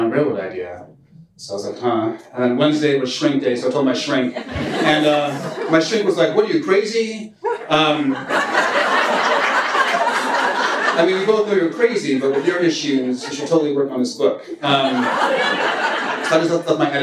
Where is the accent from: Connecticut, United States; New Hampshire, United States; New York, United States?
New York, United States; I grew up in New York